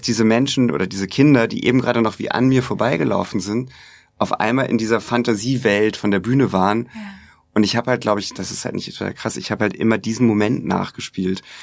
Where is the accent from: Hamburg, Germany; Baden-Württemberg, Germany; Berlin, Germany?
Hamburg, Germany; also born or lived in United States; ich komme ja aus Hamburg